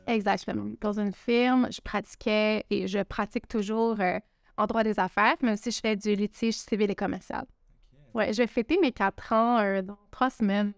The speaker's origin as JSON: {"language": "French", "region": "Quebec", "country": "Canada", "tie": "born or raised there", "said": "je suis québécoise, je suis née au Québec, mais mes parents sont originaires du Liban"}